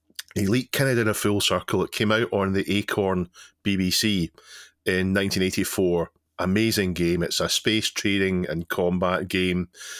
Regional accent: United Kingdom; because we're British

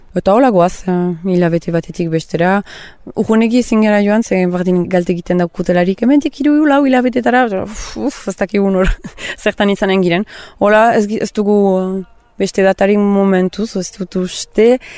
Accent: Soule, Nouvelle-Aquitaine, France; now in Irun, Spain; ni Sibirotaren naiz sortzez, eta horrein eh, bat urte batzu irunian bizi naizela

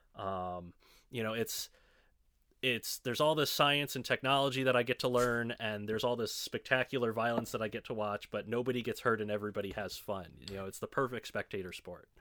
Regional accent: Chicago, Illinois, United States; moved away as an adult; now in Evansville, United States; I spent the vast majority of my life in the Chicago suburbs.

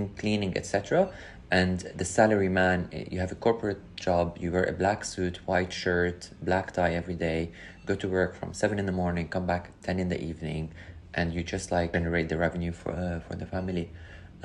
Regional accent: Lebanon; moved away as an adult; also born or lived in Qatar / Dubai / China / Japan; now in London, United Kingdom; Born and raised in Lebanon.

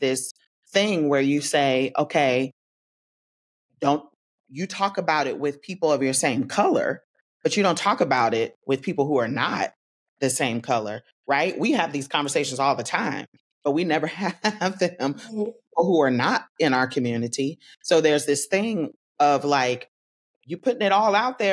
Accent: Tallahassee, Florida, United States; I'm from Tallahassee

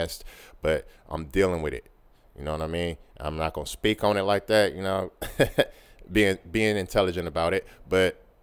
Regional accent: Oakland, California, United States; I'm from the town. I'm from Oakland. I'm from East Oakland, California, born and raised

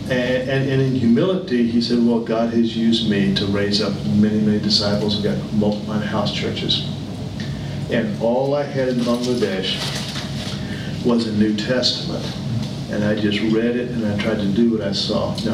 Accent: United States; moved away; I spend most of my life overseas. I'm American. I'm proud to be an American.

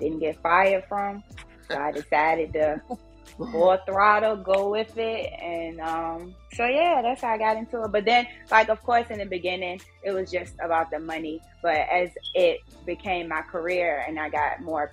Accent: Richmond, Virginia, United States; I'm from Richmond, Virginia, born and raised

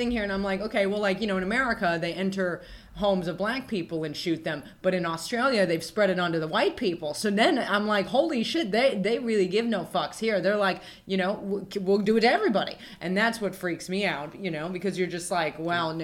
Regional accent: Reno, Nevada, United States; moved away as an adult; being born in Reno, Nevada

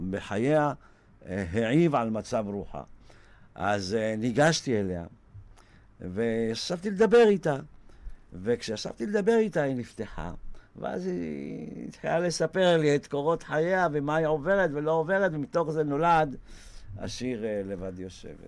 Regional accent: Israel; אני גדלתי בקיבוץ, בחלק מחיי

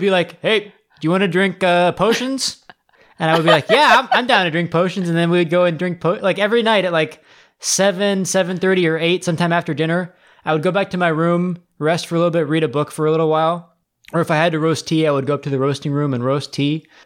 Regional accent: United States; I grew up in America

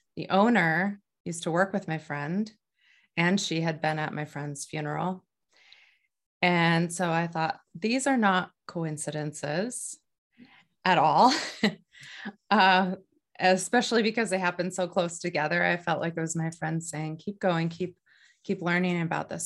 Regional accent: North Dakota, United States; now in New Hampshire, United States; I grew up in North Dakota

